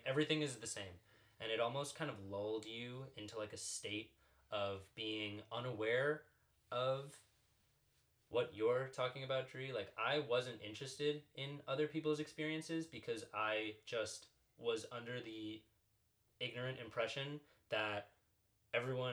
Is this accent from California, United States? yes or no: no; Long Island, New York, United States; moved away